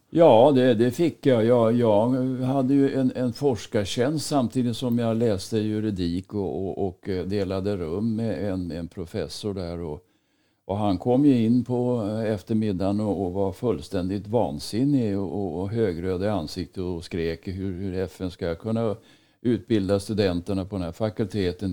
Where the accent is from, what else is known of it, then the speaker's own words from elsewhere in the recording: Stockholm, Stockholm County, Sweden; moved away as an adult; now in Dalarna, Sweden; Stockholm är för mig inte längre någon, någon hemstad där jag är född och uppvuxen